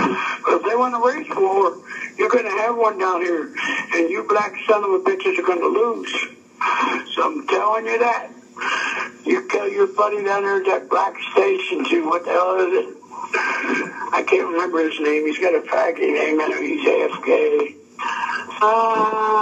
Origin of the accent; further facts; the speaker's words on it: Cincinnati, Ohio, United States; I grew up down there in the West End.